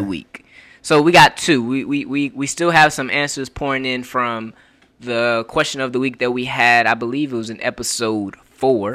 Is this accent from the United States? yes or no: yes; Florida, United States; I'm from Florida